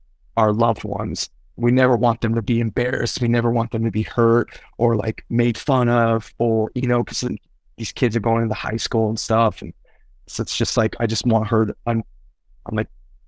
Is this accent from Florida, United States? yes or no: no; Castro Valley, California, United States; also born or lived in Berkeley, California / Oakland, California; I grew up most of my life in a town next to Berkeley, a little city called Castro Valley. That's where I grew up.